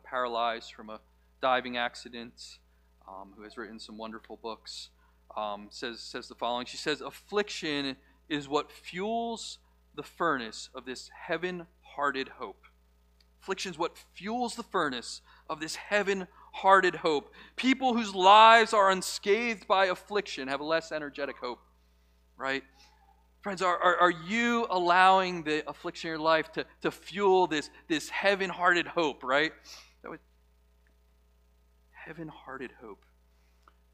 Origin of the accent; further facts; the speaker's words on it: United States; we as American Christians live in a comfortable place